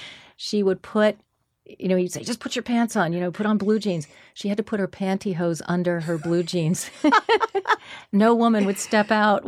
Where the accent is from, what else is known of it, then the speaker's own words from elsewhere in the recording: Manhattan, New York, United States; And so I was, you know, I was born in Manhattan, and I stayed in Manhattan for quite a long time.